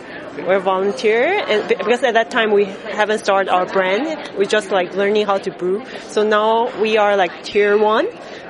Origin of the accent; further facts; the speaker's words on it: Taiwan; also born or lived in Shanghai, China; we're from Taiwan